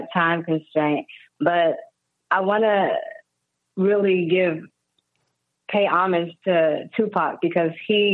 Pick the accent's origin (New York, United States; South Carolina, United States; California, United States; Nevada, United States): New York, United States; New York City; moved away; also born or lived in Houston / Los Angeles; I'm from New York, but I've lived in Houston